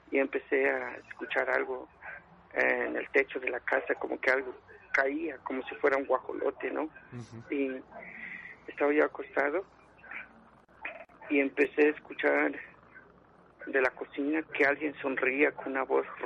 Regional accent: Puebla, Mexico; now in Mexico City, Mexico; de Puebla y fue en mi pueblo, el municipio de en Cerdán, Puebla. Entonces ya cuando me vine aquí en la ciudad

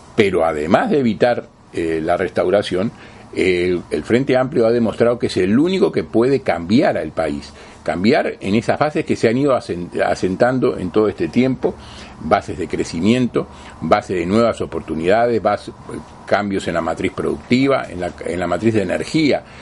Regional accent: Uruguay; como Uruguayo como frente amplistas

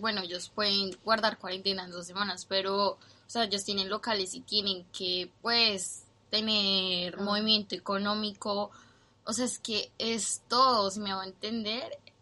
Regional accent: Colombia; moved away as an adult; now in New Zealand

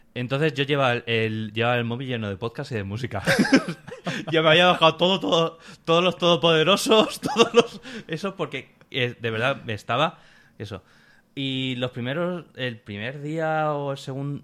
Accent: Alicante, Valencian Community, Spain; De Alicante

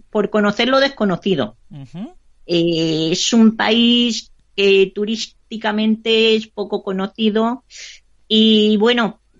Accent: Madrid, Community of Madrid, Spain; De Madrid.

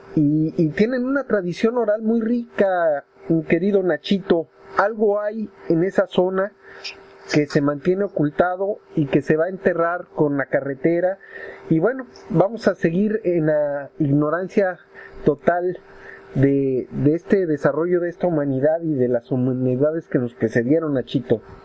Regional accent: Mexico City, Mexico; mi pueblo Tlatelolco está construido sobre una zona arqueológica riquísima

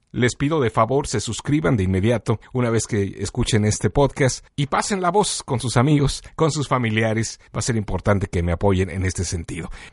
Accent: Mexico; now in Chicago, United States; originalmente de México, pero que vine a Chicago en los años 90

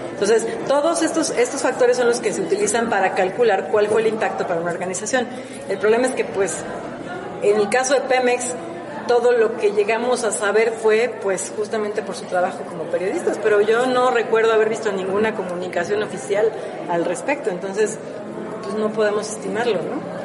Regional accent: Mexico; como mexicanos

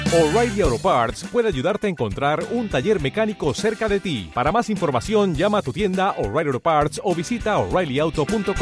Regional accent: Mexico; lo mucho que amamos a nuestro país, lo, lo, bueno que somos como mexicanos

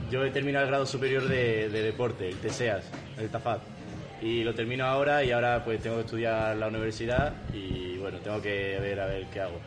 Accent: Tomares, Andalusia, Spain; now in Valladolid, Spain; yo soy de Sevilla y empecé allí. Mi padre, como es de aquí de Valladolid, me lo, introdujo un poco. Con nueve años o así, eh, fui a probar ahí a, mi pueblo, en Tomares

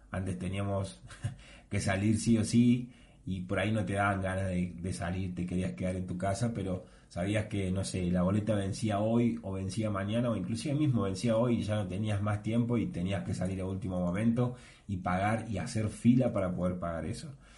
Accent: Argentina; yo soy de Argentina

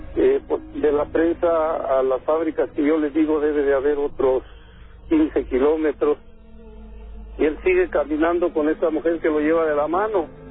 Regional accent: Tepeji del Río, Hidalgo, Mexico; yo soy de Tepeji del Río

